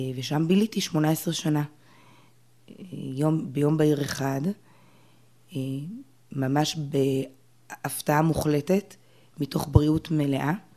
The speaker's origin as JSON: {"language": "Hebrew", "town": "Jerusalem", "region": "Jerusalem District", "country": "Israel", "tie": "born or raised there", "said": "גדלתי אה, ברובע היהודי, ירושלים"}